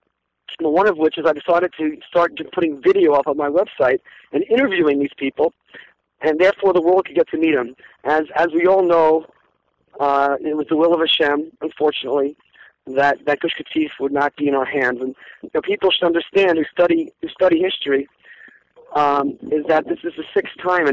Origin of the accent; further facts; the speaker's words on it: United States; moved away as an adult; also born or lived in Jerusalem, Israel; now in Israel; I grew up in America